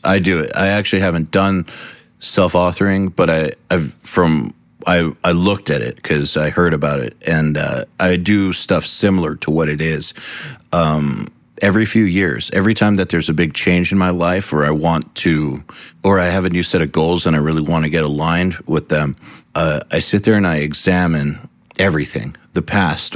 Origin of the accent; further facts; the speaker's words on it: United States; being an American